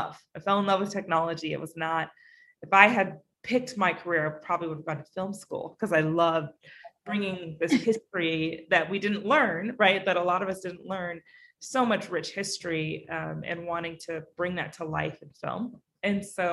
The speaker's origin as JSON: {"language": "English", "region": "Alaska", "country": "United States", "tie": "born or raised there", "also_born_or_lived": "Bay Area, California", "moved": "yes", "lives_now": "New York, United States", "said": "I grew up in Alaska."}